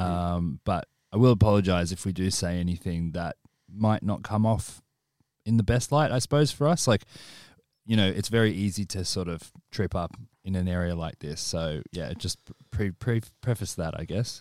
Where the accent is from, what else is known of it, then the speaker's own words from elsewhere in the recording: Australia; moved away as an adult; now in United Kingdom; our experience predominantly being in Australia